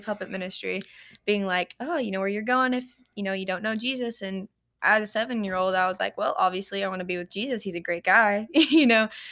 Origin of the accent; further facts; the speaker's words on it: Paducah, Kentucky, United States; I was born and raised here in Paducah, Kentucky